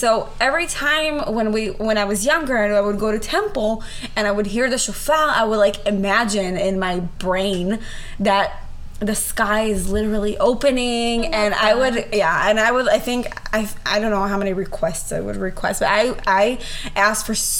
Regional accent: Israel; also born or lived in Northeast Ohio; now in Ohio, United States; I was born and raised in Israel, and so we talk about the Jewish holidays in school.

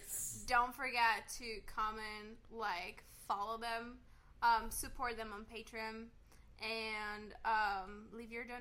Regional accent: Brazil; also born or lived in Los Angeles, United States; now in Seattle, United States; I live in Seattle, but I was born in Brazil

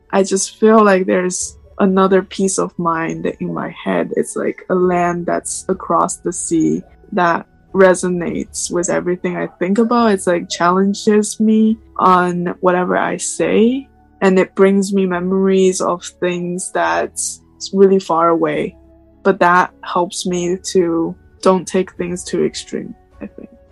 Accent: China; moved away as an adult; also born or lived in Suzhou, China; now in United States; I am Chinese and I am not American. I'm just living in the States

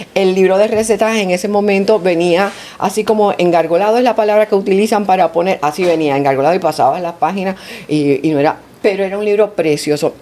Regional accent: Puerto Rico; now in Panama; yo soy de Puerto Rico

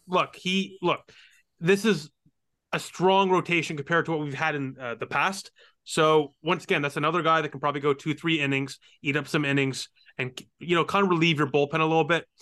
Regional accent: Canada; I'm Canadian

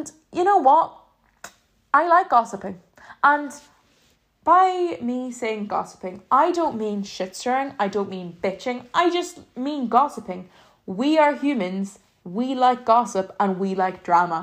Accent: Ireland; I'm from Ireland

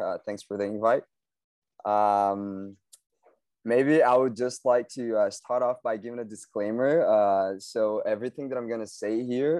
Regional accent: Belo Horizonte, Minas Gerais, Brazil; also born or lived in United States / Germany; I'm Brazilian from Belo Horizonte. Maybe I'll just like to add that I've also lived abroad twice. So I've lived in the US and also in Germany.

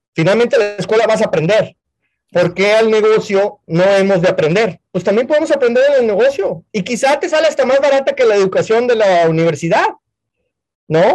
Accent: Monterrey, Nuevo León, Mexico; moved away as an adult; now in Houston, United States; mi historia viene de Monterrey, soy mexicano, emigré a Estados Unidos hace 20 años

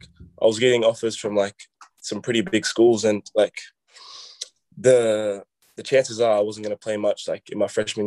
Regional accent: Australia; I'm coming from Australia

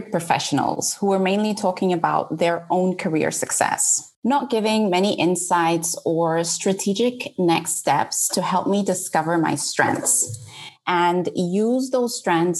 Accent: Mozambique; moved away as an adult; now in England; leaving behind my home country, Mozambique, my friends and family

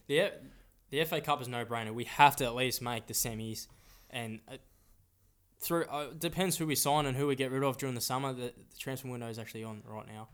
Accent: Melbourne, Victoria, Australia; we're born in Australia

